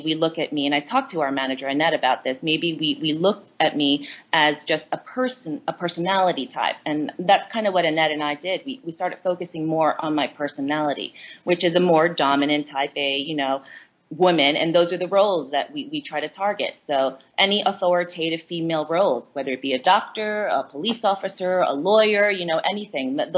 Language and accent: English; Long Beach, New York, United States; also born or lived in South Korea; I grew up in Long Beach, Long Island in New York